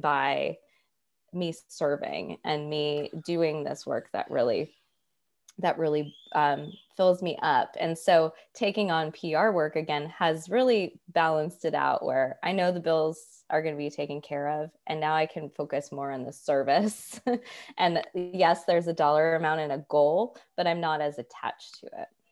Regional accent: Atlanta, Georgia, United States; also born or lived in New York; I'm from Atlanta and I moved home

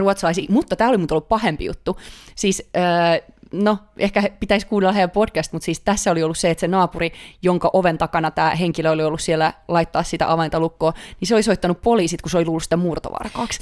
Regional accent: Finland; also born or lived in Stockholm, Sweden; now in Sweden; kaikki aina kuulee, että mä tuun Suomesta

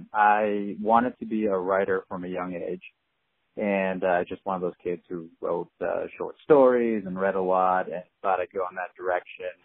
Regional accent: New Hampshire and Vermont, New England, United States; moved away as an adult; also born or lived in East Coast; now in Libby, United States; I grew up skiing in New Hampshire and Vermont

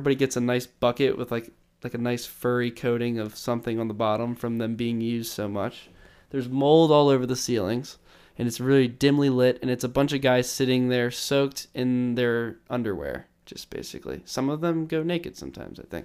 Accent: United States; I'm an American

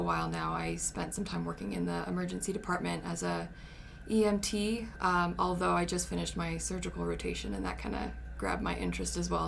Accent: California, United States; moved away as an adult; now in Utah, United States; I grew up in California though, spent most of my life there

